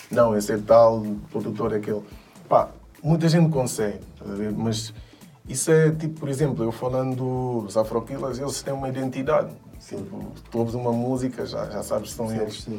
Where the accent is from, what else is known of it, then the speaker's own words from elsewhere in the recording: Guinea-Bissau; now in Portugal; eu não sou só guinense, não, tipo, eu digo, eu sou, eu sou de Portugal, apesar de ser guinense, mas sou de Portugal porque Portugal é Guiné-Bissau, é Angola, é Cabo Verde